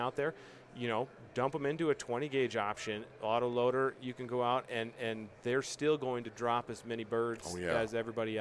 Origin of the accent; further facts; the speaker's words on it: Midwest, United States; also born or lived in Iowa / Minnesota; I grew up in the Midwest, you know, grew up in Iowa, Minnesota, that whole chain in there.